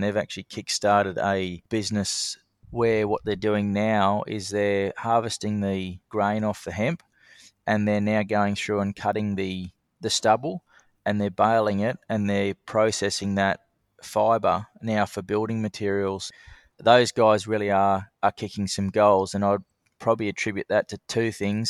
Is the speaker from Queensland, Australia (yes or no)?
no; Sydney, New South Wales, Australia; moved away as an adult; also born or lived in Bathurst, New South Wales / Kununurra, Western Australia; now in Darwin, Australia; So I was born in Sydney, and I lived there with my family till I was about fifteen.